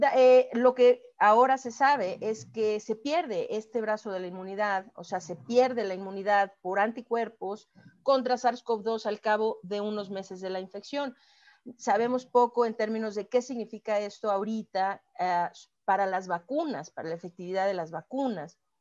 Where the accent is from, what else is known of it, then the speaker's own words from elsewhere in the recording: Mexico; como mexicana